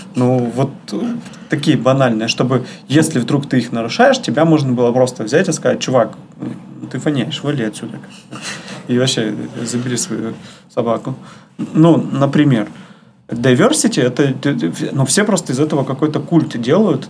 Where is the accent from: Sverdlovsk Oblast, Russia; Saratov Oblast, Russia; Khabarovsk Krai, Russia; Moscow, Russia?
Sverdlovsk Oblast, Russia; Yekaterinburg